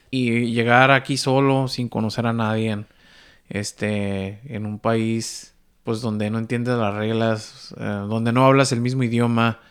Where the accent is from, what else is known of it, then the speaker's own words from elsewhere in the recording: Baja California, Mexico; now in Vancouver, Canada; yo soy del Pacífico, de la Baja